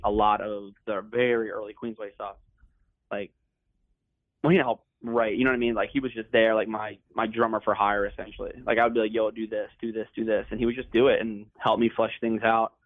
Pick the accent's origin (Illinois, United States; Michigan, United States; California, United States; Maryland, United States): Maryland, United States; Dundalk; the house I grew up in Dundalk.